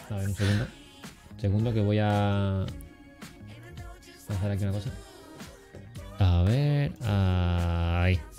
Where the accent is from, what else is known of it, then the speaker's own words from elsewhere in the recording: Cádiz, Andalusia, Spain; now in Madrid, Spain; Porque tanto Juanca como yo somos de Cádiz. Entonces, aunque yo lleve mucho tiempo en Madrid, lleve ya casi 20 años y bueno, se me vaya yendo el acento